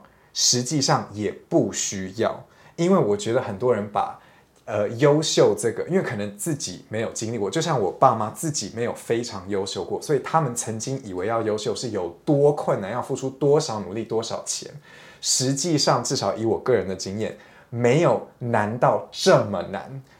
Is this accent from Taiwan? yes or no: yes; Taiwan; 但大家不要以为我是一个外国人在那边批评台湾人，因为我也是台湾人，OK？